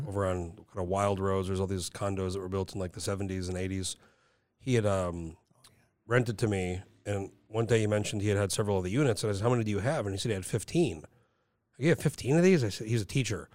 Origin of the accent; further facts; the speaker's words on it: Rio Rancho, New Mexico, United States; moved away; I grew up in Rio Rancho